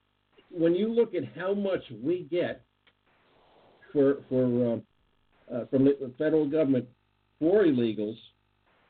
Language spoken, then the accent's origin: English; United States; We're Americans. We're taxpayers. We're American citizens.